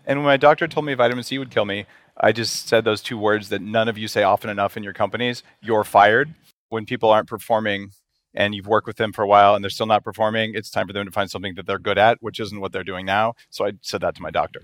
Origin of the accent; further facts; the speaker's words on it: New Mexico, United States; I grew up in New Mexico